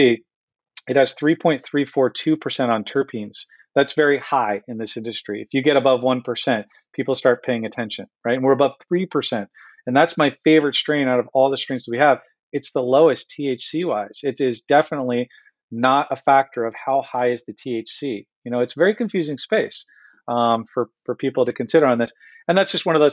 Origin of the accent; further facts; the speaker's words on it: Santa Cruz, California, United States; now in Michigan, United States; when I was growing up in California, I'm up in Santa Cruz